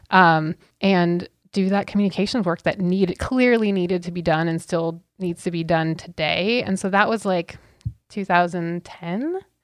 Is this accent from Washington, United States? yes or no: yes; Auburn, Washington, United States; also born or lived in Kent, Washington; I grew up on the West Side, okay, so, but we had a feed yard and a family ranch